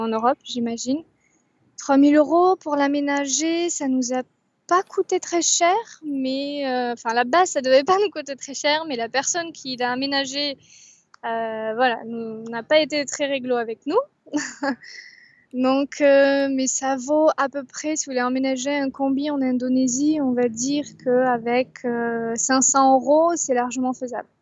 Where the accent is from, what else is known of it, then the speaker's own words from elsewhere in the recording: Bordeaux, Nouvelle-Aquitaine, France; je suis bordelaise